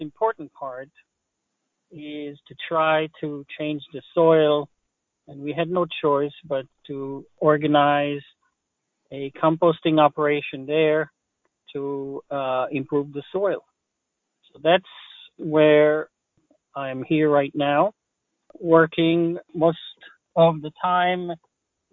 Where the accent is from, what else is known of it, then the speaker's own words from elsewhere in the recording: Israel; English is a second language; now in Maryland, United States; I have a little accent. I was born in Israel. I was born on a kibbutz, which is a collective farm